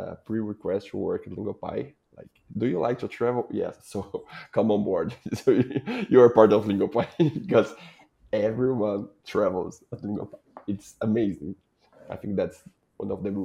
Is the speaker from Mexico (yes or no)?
no; Brazil; I'm from Brazil